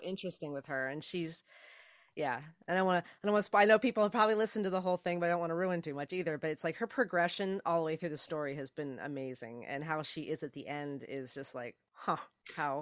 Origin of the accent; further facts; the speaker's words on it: New Jersey, United States; I'm originally from New Jersey, and uh, and yeah, South Jersey more.